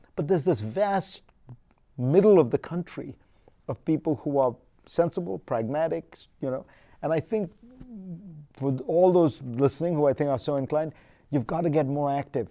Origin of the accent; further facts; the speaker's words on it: India; now in United States; growing up in India